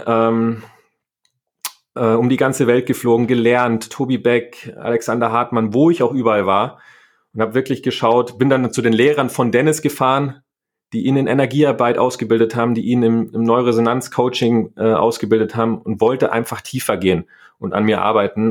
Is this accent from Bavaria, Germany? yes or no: yes; Niederviehbach, Bavaria, Germany; Ich bin auf dem Land groß geworden, in Niederviehbach, ähm, da wo die Hurberburm herkommen, also so ein kleines Dorf